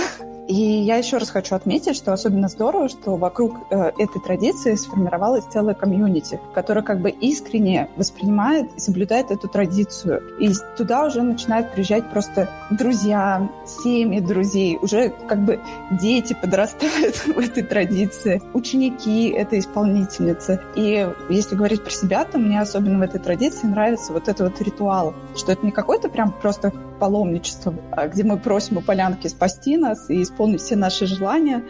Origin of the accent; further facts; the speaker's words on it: Moscow, Russia; я родилась, выросла и живу в Москве